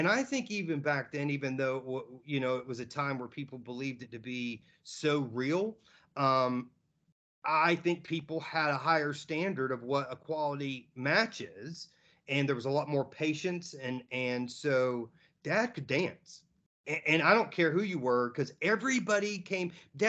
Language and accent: English; Georgia, United States; also born or lived in Tampa / Pensacola / Baton Rouge / Oklahoma; I was born in Tampa. I know we lived in Pensacola, Baton Rouge, Oklahoma, North Carolina, Tennessee, and then Georgia, all before I was five.